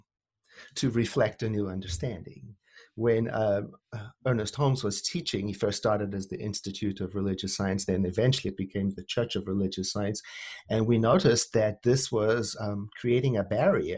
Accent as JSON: {"language": "English", "town": "Johannesburg", "region": "Gauteng", "country": "South Africa", "tie": "born or raised there", "said": "I was born and raised in Johannesburg, South Africa, during the apartheid era"}